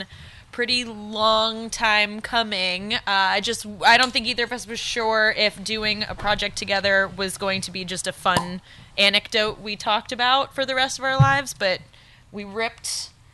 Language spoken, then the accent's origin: English; Florida, United States; now in Northern California, United States; I'm from Florida, the culinary epicenter of the United States